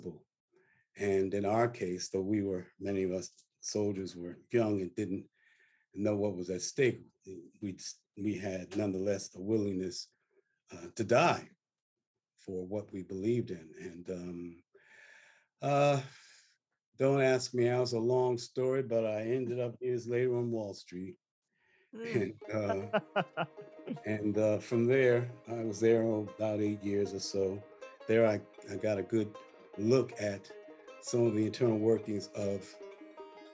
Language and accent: English; Newark, New Jersey, United States; also born or lived in Farmville, Virginia; I was born in Farmville, Virginia, where schools were closed for 5 years rather than desegregate them. So I was born in segregation, believe it or not, born in struggle. I grew up, my family got moved north to Newark